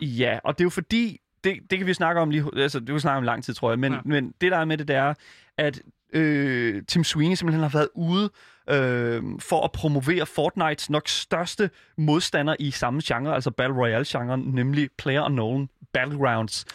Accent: Horsens, Central Denmark Region, Denmark; jeg kommer fra Horsens, som jo er Danmarks svar på Detroit

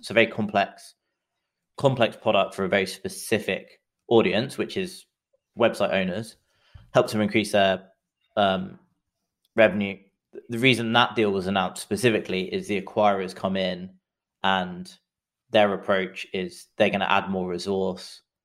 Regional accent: England, United Kingdom; accent: English; moved away as an adult; also born or lived in London; now in San Francisco, United States; as you can tell from the accent, I'm English, but I live in, uh, San Francisco

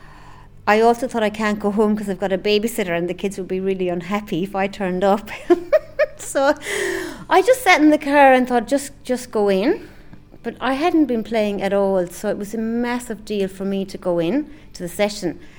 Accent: County Clare, Munster, Ireland; moved away as an adult; also born or lived in London / Sydney, Australia / New Zealand; I'm from County Clare.

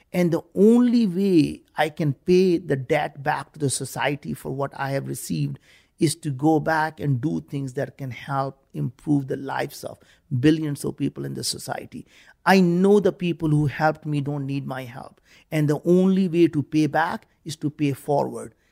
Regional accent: India; moved away as an adult; now in United States; growing up in India, we were very, very poor.

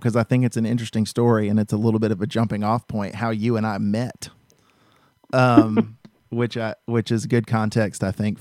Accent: Georgia, United States; I'm from Georgia

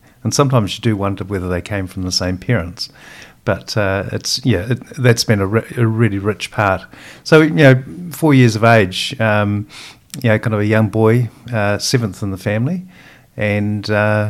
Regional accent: Christchurch, Canterbury, New Zealand; moved away as an adult; also born or lived in United Kingdom; I was born and bred in Christchurch and part of a family of 10 children, of which 8 are girls.

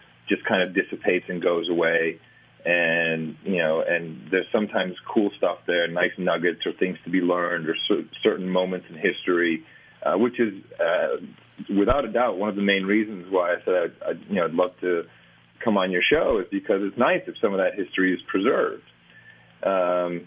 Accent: Amsterdam, North Holland, Netherlands; moved away; also born or lived in United States; I was born in the States but grew up in Amsterdam.

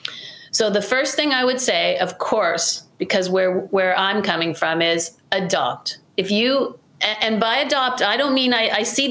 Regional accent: Canada

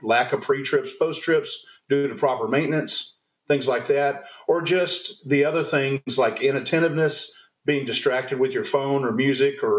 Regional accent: Texas, United States; moved away; I'm originally from Texas, did a lot of time in the Air Force

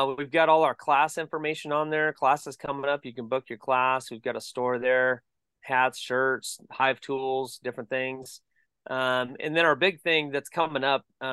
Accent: Bakersfield, California, United States; moved away as an adult; now in Columbia, Tennessee, United States; where we grew up in Bakersfield, California

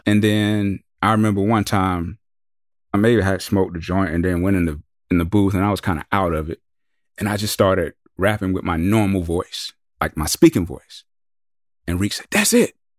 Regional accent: the South, United States; we're from the South

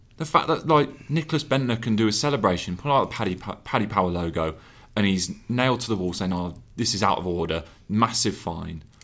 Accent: Birmingham, West Midlands, United Kingdom; accent: Brummie; That's my Brumley accent coming out

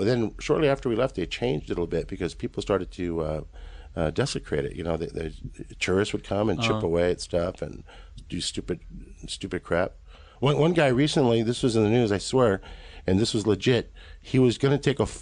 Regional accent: Los Angeles, California, United States; I was born in East L.A. I didn't grow up in East L.A., but I was born in East L.A. I grew up in the suburbs of East L.A.

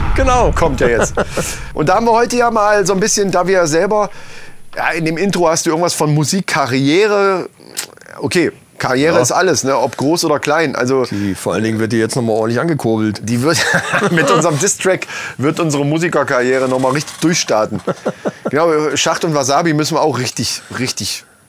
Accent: Lohfelden, Hesse, Germany; wir sind in Lofelden aufgewachsen

